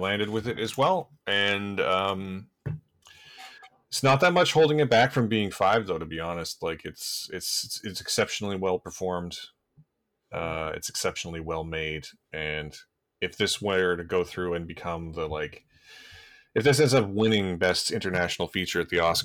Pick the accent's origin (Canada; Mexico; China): Canada; as a Canadian